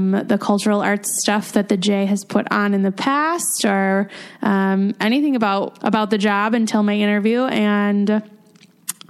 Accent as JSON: {"language": "English", "town": "Minnetrista", "region": "Minnesota", "country": "United States", "tie": "born or raised there"}